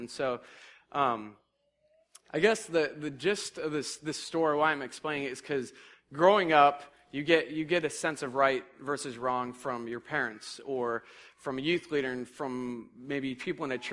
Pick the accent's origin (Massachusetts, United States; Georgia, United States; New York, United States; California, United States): Massachusetts, United States; I'm from Massachusetts